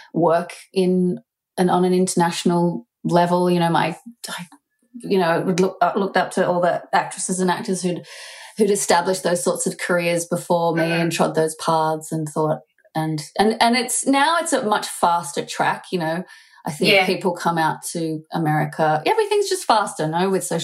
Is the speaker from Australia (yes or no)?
yes; Australia; being Australian